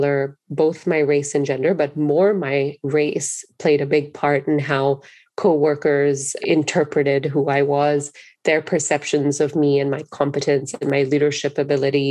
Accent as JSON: {"language": "English", "country": "Singapore", "tie": "born or raised there", "moved": "as an adult", "lives_now": "United States", "said": "growing up in Singapore is it is a very racially diverse country"}